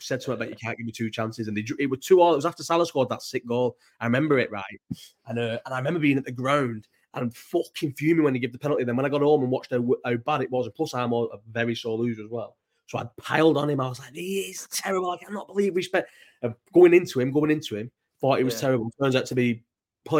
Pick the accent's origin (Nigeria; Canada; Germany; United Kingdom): United Kingdom; Bolton, North West England; also born or lived in London; I grew up in Bolton